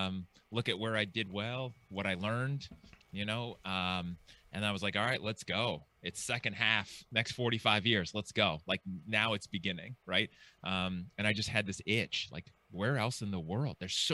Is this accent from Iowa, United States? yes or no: no; California, United States; also born or lived in Seattle, United States / Eastern Washington, United States; So I grew up in California in the Bay Area, went to college, UC Santa Cruz, moved to Seattle, lived in the Seattle area for 9 years, back to California, to the Bay Area again for 3-4 years